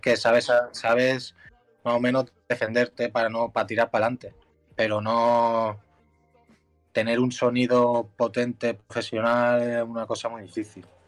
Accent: Mallorca, Balearic Islands, Spain; soy un chaval de Mallorca

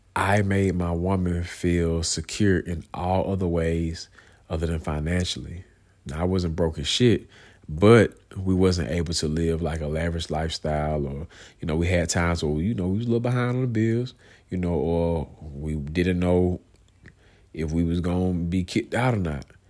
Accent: Atlanta, Georgia, United States; also born or lived in Americus, Georgia; I grew up in Clay County, man, you know, on the south side of Atlanta

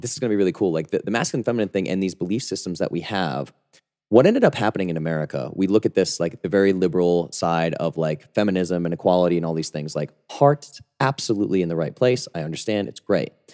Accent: New England, United States; I grew up in New England, rough and tumble, boxer, M M A, powerlifter

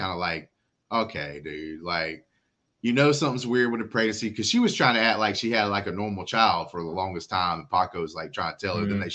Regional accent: United States; as an American

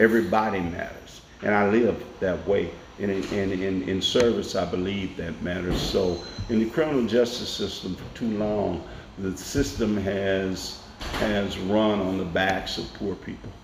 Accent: Nashville, Tennessee, United States; I was born in Nashville in 1952 at Meharry Hospital, right mm-hmm. up the mm-hmm. street from where we sit, mm-hmm. and my family lived on the campus of Tennessee State University.

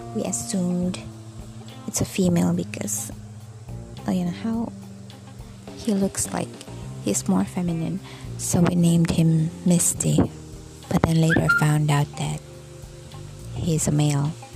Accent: Philippines; I was born here in the Philippines

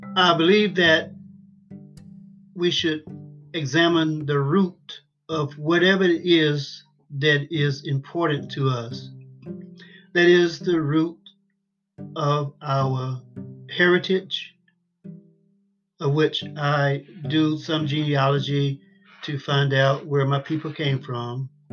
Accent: United States; I was born and raised in Lawrence County and been here all my life

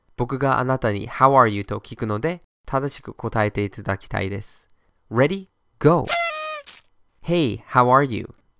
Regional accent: Boston, Massachusetts, United States; my hometown, Boston.

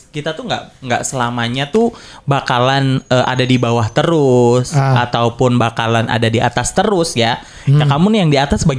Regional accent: West Java, Indonesia; di di kampungku dulu waktu di daerah Purwakarta itu sering banget ada.

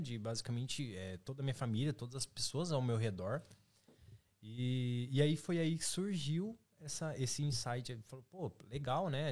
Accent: Marília, São Paulo, Brazil; moved away as an adult; now in Ireland; sou, sou lá de Santa Paula, velho, tipo Marília

